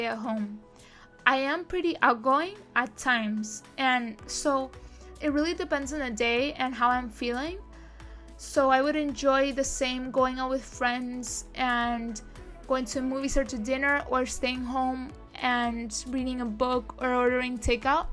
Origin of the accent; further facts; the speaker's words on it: Spain; now in Miami, United States; My country, my home country is Spain.